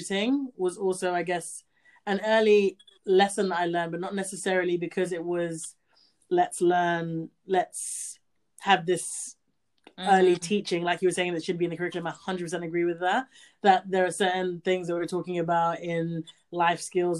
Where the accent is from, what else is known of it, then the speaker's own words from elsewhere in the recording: Gambia; I grew up in Gambia